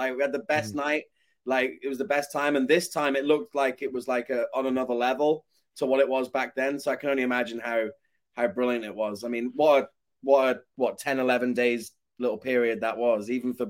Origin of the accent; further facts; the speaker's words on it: Shrewsbury, West Midlands, United Kingdom; moved away as an adult; now in United States; growing up in Shrewsbury